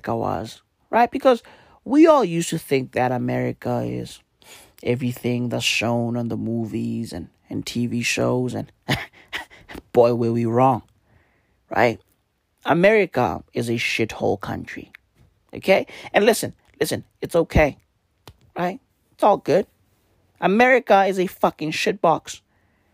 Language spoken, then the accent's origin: English; Johannesburg, Gauteng, South Africa; I'm from Johannesburg.